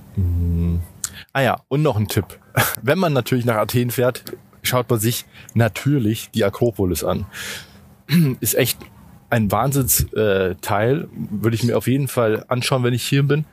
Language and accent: German; Germany; für uns zumindest als Deutsche